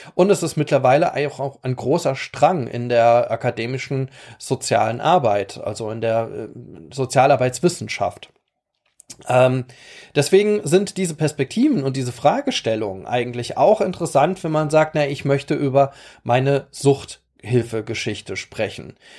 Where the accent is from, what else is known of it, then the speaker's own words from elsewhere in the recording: Rhineland-Palatinate, Germany; bei uns in der Pfalz